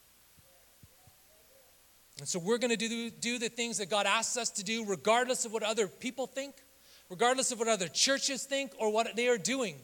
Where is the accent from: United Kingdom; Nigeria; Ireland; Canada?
Canada; now in Southern California, United States; I'm a kid from Canada who grew up in the backwoods of the Rocky Mountains